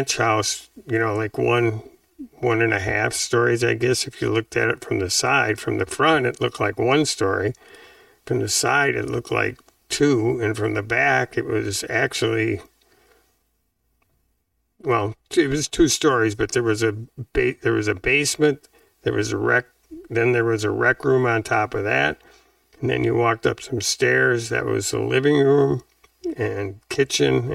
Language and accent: English; Wisconsin, United States; also born or lived in Madison, Wisconsin / Arizona; now in Nevada, United States; I went back to Wisconsin